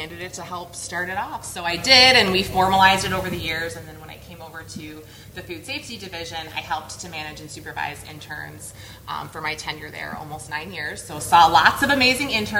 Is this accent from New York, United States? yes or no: yes; New York, United States; moved away as an adult; now in Atlanta, United States; I'm originally from New York. Now I live outside of Atlanta.